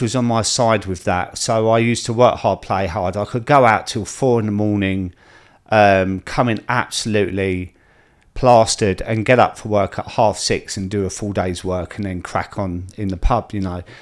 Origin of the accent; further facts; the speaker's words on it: Croydon, London, United Kingdom; I'm a lad from Croydon with tattoos